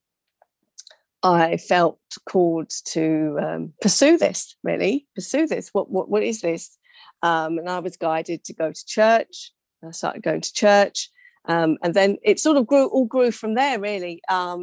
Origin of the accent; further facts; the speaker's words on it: England, United Kingdom; also born or lived in London; I was born to Mauritian parents from Mauritius, immigrant. I was born in England.